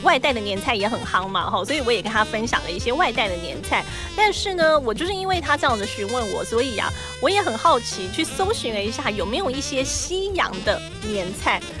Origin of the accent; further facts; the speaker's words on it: Taiwan; 我们台湾人的过年